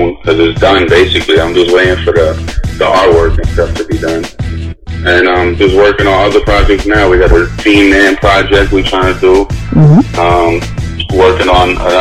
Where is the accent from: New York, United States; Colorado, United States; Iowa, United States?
New York, United States; New York City; I'm from Brooklyn, Bushwick, Brooklyn, to be exact.